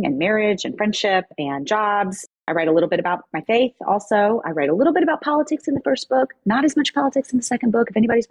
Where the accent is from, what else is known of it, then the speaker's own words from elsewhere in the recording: Memphis, Tennessee, United States; moved away as an adult; also born or lived in Chapel Hill, North Carolina; now in New York City, United States; I grew up in Memphis, Tennessee. And so I'm a Southerner at heart.